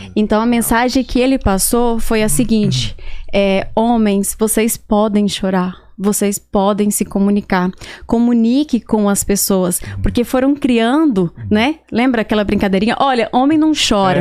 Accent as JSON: {"language": "Portuguese", "town": "Barra do Garças", "region": "Mato Grosso", "country": "Brazil", "tie": "born or raised there", "moved": "yes", "lives_now": "Miami, United States", "said": "eu sou de Barra do Garças. É uma cidade no, que fica no Mato Grosso. Perfeito. E eu cresci nasci ali e cresci naquele lugar"}